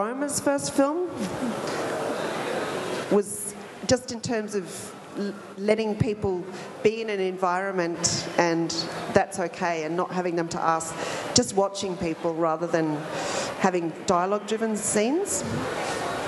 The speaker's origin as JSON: {"language": "English", "country": "Australia", "said": "my role as an Australian"}